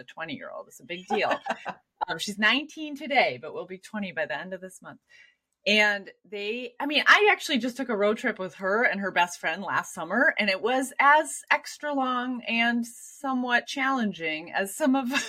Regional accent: Minneapolis, Minnesota, United States; I lived in the Twin Cities

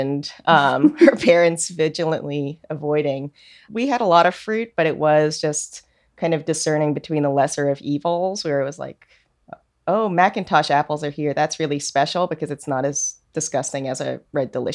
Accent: New York, United States; also born or lived in South Korea; I was born in Korea, and then I was adopted to an Irish Catholic family in New York when I was an infant

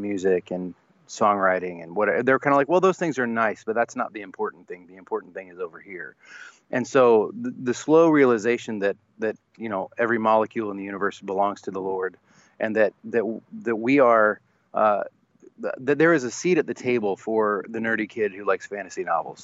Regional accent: the South, United States; a pastor's kid, uh, growing up in the South

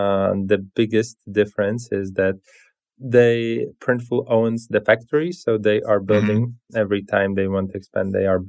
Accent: Latvia; The key connection is that we are both from Latvia.

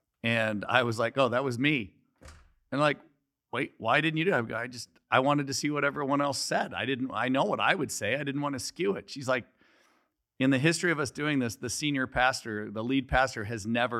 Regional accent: Scottsdale, Arizona, United States; also born or lived in California; Well, no, I'm originally from here.

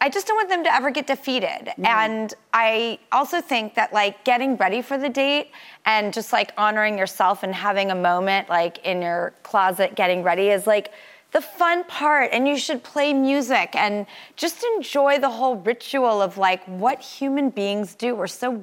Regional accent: California, United States; I'm from California

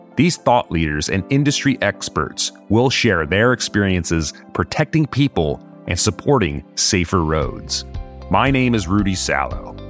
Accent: California, United States; also born or lived in Los Angeles; I am a Californian. I live in Los Angeles

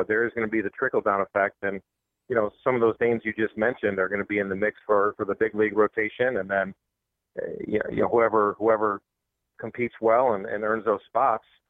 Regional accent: Buffalo, New York, United States; It's my hometown

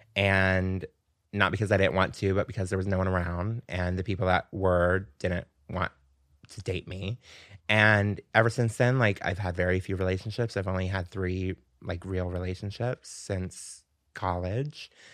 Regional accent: Pensacola, Florida, United States; moved away as an adult; now in New York, United States; I grew up in Pensacola, which is Florida

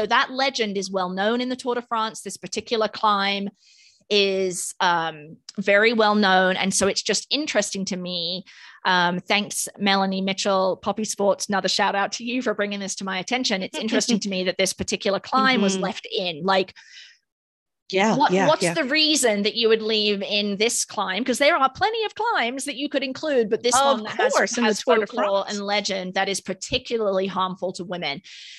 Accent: United Kingdom; accent: British; Well, maybe I did the nah in my British accent.

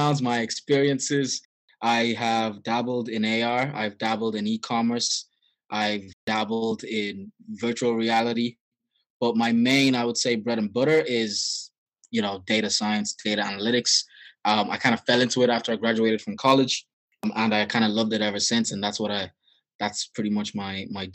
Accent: Dublin, Leinster, Ireland; also born or lived in Nigeria; I grew up in Dublin, Ireland. I was born originally in Nigeria. I moved. My parents emigrated over here when I was about 9, and I've been living here ever since.

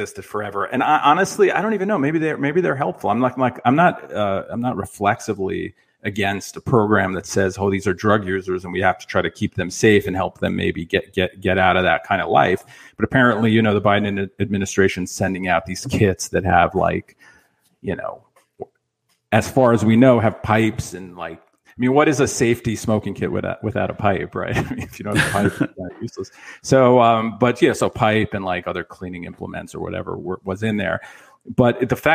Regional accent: New York City, New York, United States; I was born in. I think it was Rego Park.

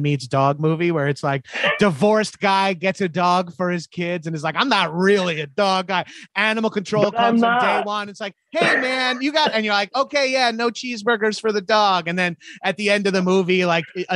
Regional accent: Long Island, New York, United States; I grew up in my neighborhood where I grew up on Long Island.

